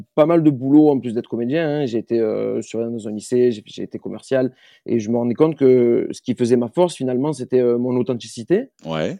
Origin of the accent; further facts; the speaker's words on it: Marseille, Provence-Alpes-Côte d'Azur, France; moved away; je viens de Marseille de base